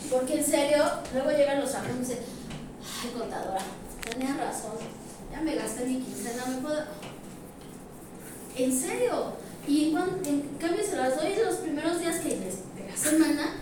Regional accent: Mexico; que es lo que no tenemos como mexicanos

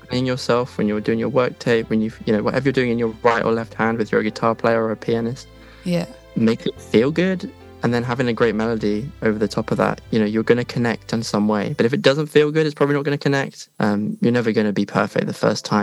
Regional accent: Maidenhead, South East England, United Kingdom; now in Bath, United Kingdom; I was born in Maidenhead, just outside London

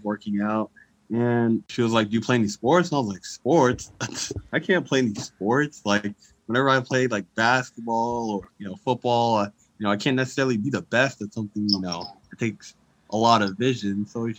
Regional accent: Lawrenceville, Georgia, United States; moved away as an adult; now in Minnesota, United States; I'm from Lawrenceville, Georgia, but I currently go to school in Minnesota.

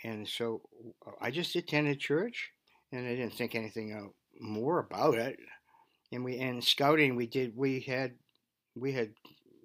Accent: Beverly, Massachusetts, United States; also born or lived in Gloucester, Massachusetts / California; We moved to Beverly, and I graduated from Beverly High School.

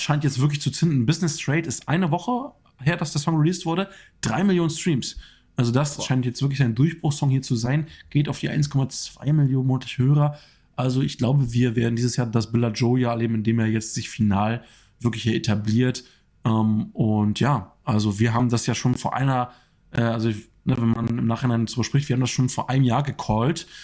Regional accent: Germany; als Deutscher

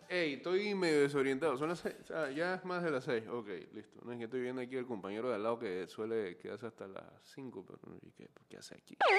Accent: Panama

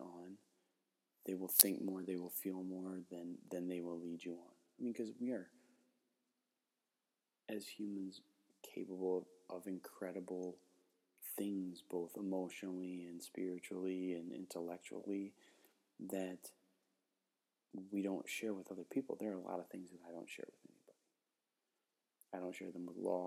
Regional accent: Cumberland, Wisconsin, United States; I grew up in Cumberland, Wisconsin, which is a wonderful town, an incredible place to grow up

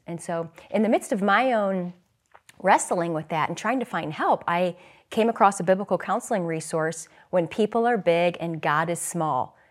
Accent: St. Louis, Missouri, United States; now in Philadelphia, United States; I'm from the Midwest. I grew up in Saint Louis

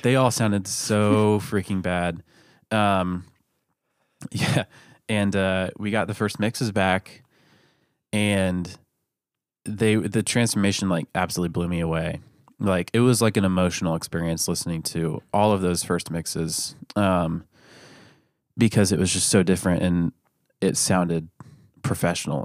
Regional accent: Lakeland, Florida, United States; I'm from Lakeland, Florida

